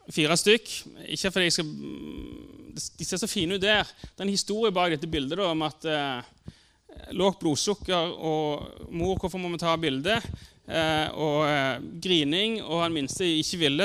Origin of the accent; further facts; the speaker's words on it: Sandnes, Rogaland, Norway; Jeg vokste opp på Gandal.